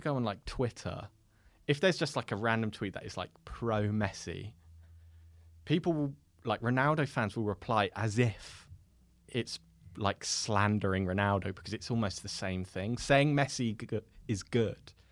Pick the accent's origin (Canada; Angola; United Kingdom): United Kingdom; London; I'm from West London